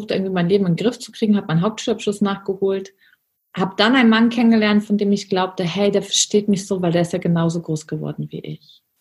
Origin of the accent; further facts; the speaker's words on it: Germany; Ich bin in der Armutsgrenze von Deutschland geboren und aufgewachsen.